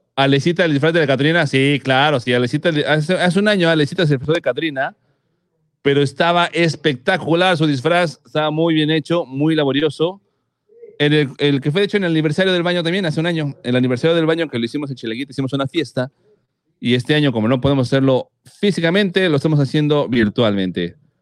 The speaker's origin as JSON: {"language": "Spanish", "country": "Mexico", "said": "los mexicanos, como buenos mexicanos"}